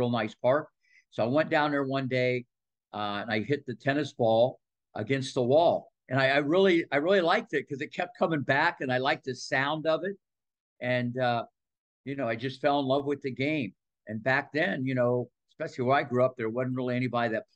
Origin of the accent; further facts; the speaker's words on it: Midwest, United States; moved away; also born or lived in Ohio Valley; growing up in the Midwest